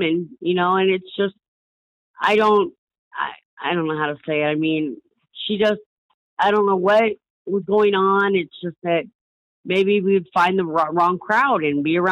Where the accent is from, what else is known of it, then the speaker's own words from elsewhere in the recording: Des Moines, Iowa, United States; also born or lived in West Germany; we was all born and raised in Des Moines, Iowa